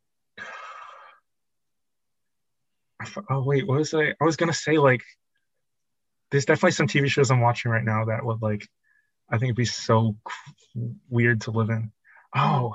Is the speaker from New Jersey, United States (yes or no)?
yes; New Jersey, United States; I'm from Jersey